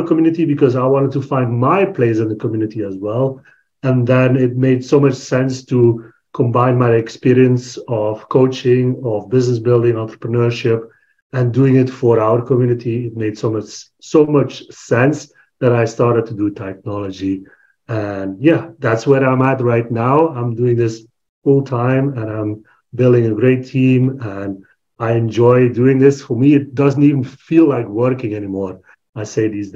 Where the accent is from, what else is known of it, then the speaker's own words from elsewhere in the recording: Belgium; I'm from Belgium, born and raised in Belgium